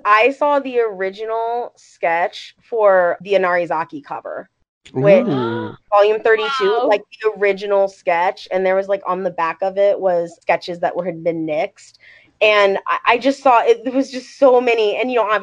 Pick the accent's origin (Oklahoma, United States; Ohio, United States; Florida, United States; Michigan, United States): Ohio, United States; I'm from Ohio